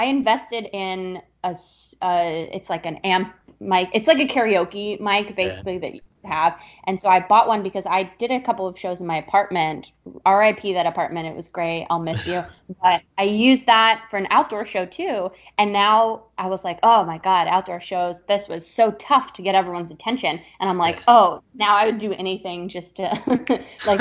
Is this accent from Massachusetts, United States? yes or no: no; South Florida, United States; also born or lived in Upper East Side, New York; now in New York, United States; I moved to the Upper East Side like a classic New York Jew from South Florida would